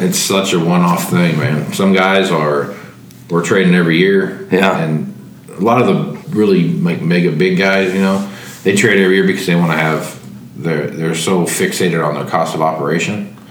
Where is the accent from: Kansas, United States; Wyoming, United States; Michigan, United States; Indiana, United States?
Kansas, United States; Wichita; I grew up in Wichita and, and in Kansas there